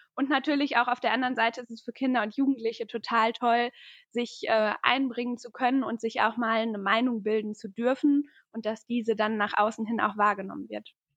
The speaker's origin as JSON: {"language": "German", "town": "Paderborn", "region": "North Rhine-Westphalia", "country": "Germany", "said": "ich bin 23 Jahre alt und ich komme aus Paderborn. Hier wohne ich auch gerade aktuell"}